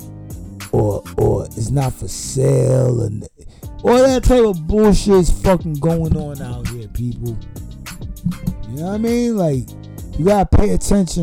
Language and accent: English; United States; I'm American